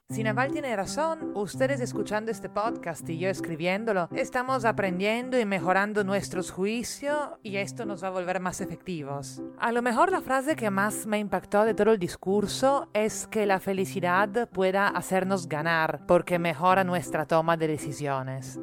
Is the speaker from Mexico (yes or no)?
no; Italy; now in Lima, Peru; italiana residente en Lima